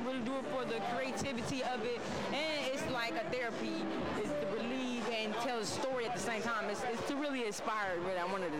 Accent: West Coast, United States; I'm from the East Coast. I do got a lot of East Coast influence. I understand. You know what I'm saying? But I'm from the West. You know what I'm saying? West Side.

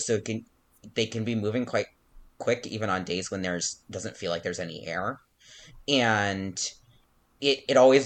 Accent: Albuquerque, New Mexico, United States; moved away; I'm from Albuquerque, New Mexico, and we have like the huge balloon fest every year

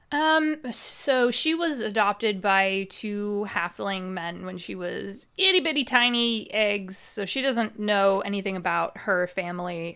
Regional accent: Midwest, United States; accent: Midwestern; I grew up in the middle of nowhere. You could probably tell from my accent. I'm American. I'm very Midwestern

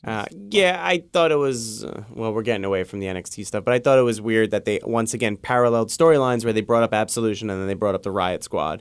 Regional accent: New York City, New York, United States; I was born and raised in the Bronx, and I live in the Bronx still.

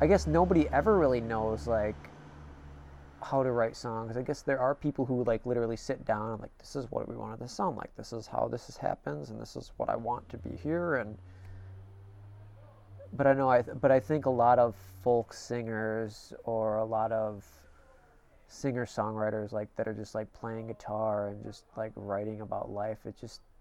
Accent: Illinois, United States; I grew up in Illinois

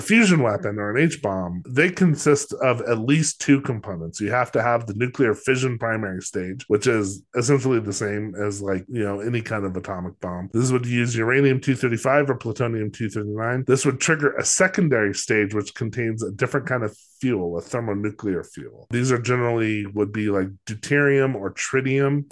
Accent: Los Alamos, New Mexico, United States; I'm from Los Alamos

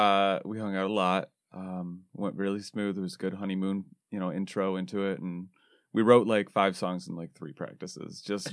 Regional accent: Waterford, Michigan, United States; I'm from Waterford-Clarkston area.

